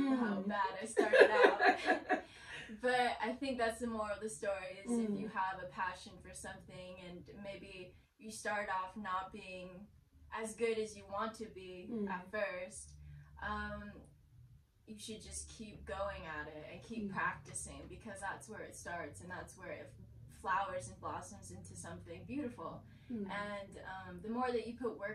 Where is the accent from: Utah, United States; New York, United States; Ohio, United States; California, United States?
California, United States; West Covina; also born or lived in Fontana, California; I was born in West Covina.